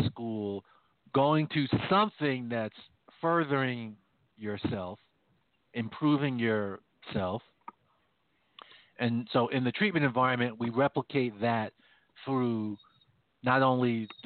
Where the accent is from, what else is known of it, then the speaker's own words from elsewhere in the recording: Jamaica; moved away; where I come from, where I was born in Jamaica